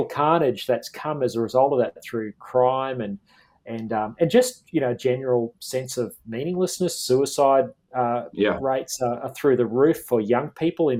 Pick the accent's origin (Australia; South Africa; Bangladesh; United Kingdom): Australia; Queensland; my home state of Queensland.